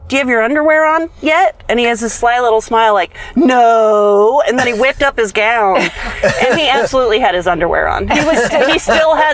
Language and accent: English; Napa, California, United States; I am from Napa, a neighboring city to Petaluma